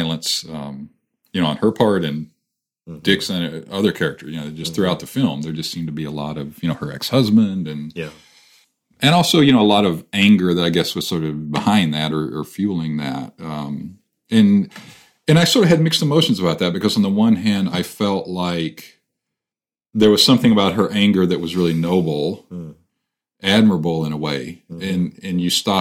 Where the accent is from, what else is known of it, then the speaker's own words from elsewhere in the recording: Missouri, United States; moved away as an adult; now in California, United States; where I grew up and in Missouri and places like that, the more rural places